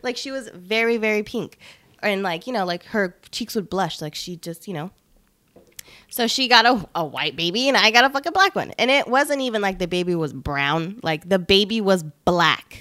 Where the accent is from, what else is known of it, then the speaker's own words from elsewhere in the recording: Long Beach, California, United States; also born or lived in Bellflower, California / Los Angeles, California; now in Salinas, United States; I'm from L A. I'm from Long Beach, born in Bellflower